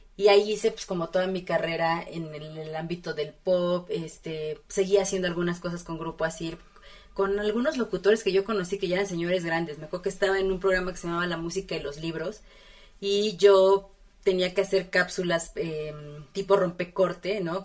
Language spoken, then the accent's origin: Spanish; Puebla, Mexico; now in Mexico City, Mexico; crecí en Puebla